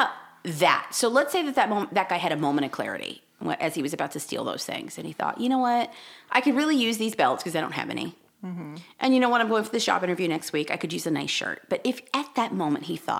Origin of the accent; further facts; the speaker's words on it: Southern California, United States; growing up in California